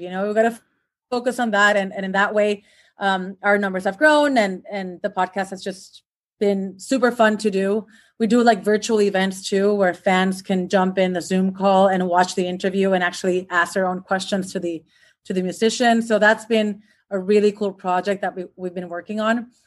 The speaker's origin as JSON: {"language": "English", "country": "Puerto Rico", "tie": "born or raised there", "moved": "as an adult", "lives_now": "Los Angeles, United States", "said": "I was born and raised in Puerto Rico, which is an island in the Caribbean"}